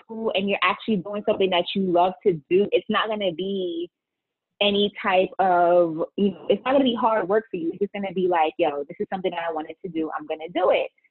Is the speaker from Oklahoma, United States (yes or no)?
no; New York City, New York, United States; now in Connecticut, United States; I'm from the Bronx.